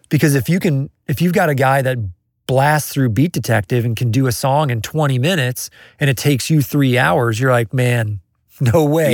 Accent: Kansas City, United States; I'm from Kansas City

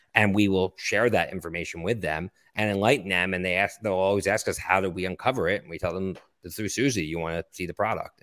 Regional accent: Philadelphia, Pennsylvania, United States; also born or lived in Boston; now in Brooklyn, New York, United States; I grew up in Philadelphia and went to school in Boston and now have lived in New York for the last twenty years

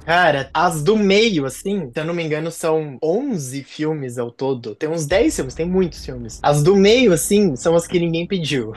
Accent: Presidente Prudente, São Paulo, Brazil; lá na minha cidade, por exemplo, em Prudente

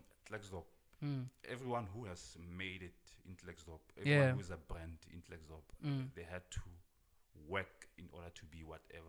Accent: Klerksdorp, North West, South Africa; growing up in Klerksdorp, I always knew that Klerksdorp has a lot of potential

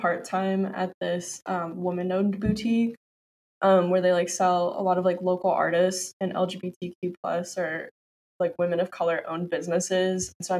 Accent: Bay Area, California, United States; moved away as an adult; now in Seattle, United States; we're both from the Bay Area for anyone listening. That's how we know each other. But I definitely wanted to stay on the West Coast, but I wanted to get out of California.

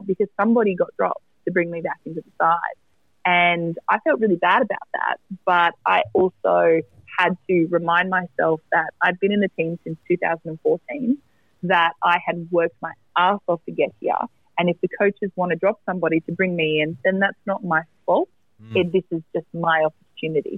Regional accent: Maitland, New South Wales, Australia; in Maitland at my in my hometown. It's about 2 hours north of Sydney

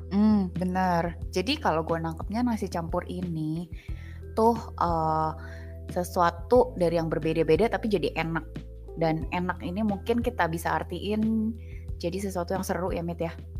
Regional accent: Jakarta, Indonesia; moved away as an adult; gue anak Jakarta asli cie gue anak Jakarta Betawi asli

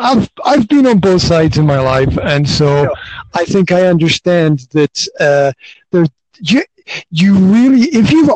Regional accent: Highlands of Scotland, United Kingdom; now in Banská Bystrica, Slovakia; I'm from the Highlands of Scotland

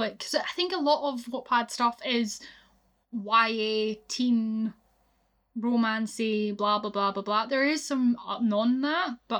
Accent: Scotland, United Kingdom; I'm Scottish.

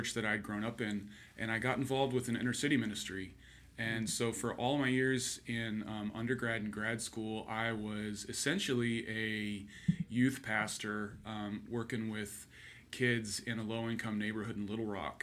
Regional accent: Colorado, United States; moved away; also born or lived in Arkansas / Angola; I grew up in Colorado, went to church with my mom growing up

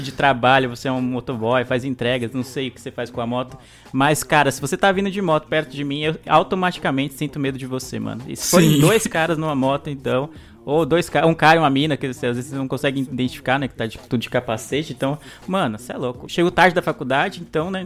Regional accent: São Paulo, Brazil; eu morar a vida inteira na, na, ZL

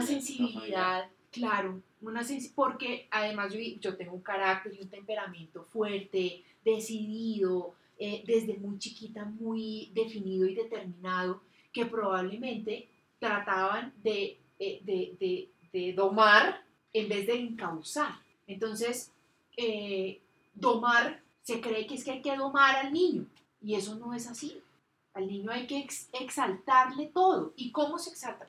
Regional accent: Bogotá, Colombia; yo soy una bogotana de 43 años

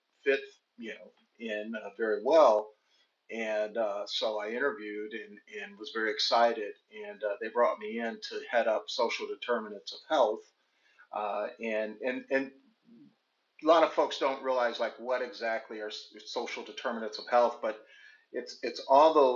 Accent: Cincinnati, Ohio, United States; my hometown Bengals

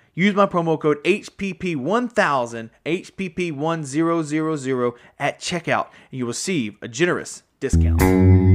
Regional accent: Mississippi, United States; I am from Mississippi

